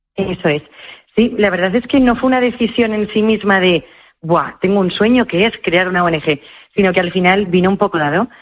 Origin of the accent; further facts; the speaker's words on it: Madrid, Community of Madrid, Spain; en Madrid, en mi caso, porque yo soy de Madrid